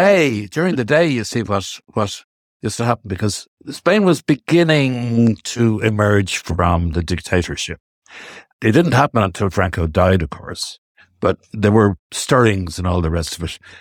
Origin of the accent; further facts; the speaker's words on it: West Cork, Munster, Ireland; first language Irish and English; moved away; I was raised in West Cork on a small farm near Leinsideala. I was raised speaking both Irish and English